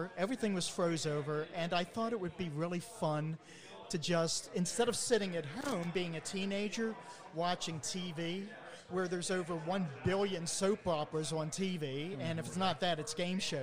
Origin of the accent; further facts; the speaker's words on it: Maryland, United States; growing up in Maryland back in the 60s and 70s and 80s